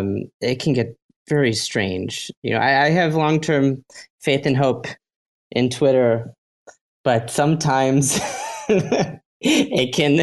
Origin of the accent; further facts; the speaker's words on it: Chicago, Illinois, United States; now in Tel Aviv, Israel; I'm originally from Chicago, so it would be good morning. But right now I'm actually based in Tel Aviv.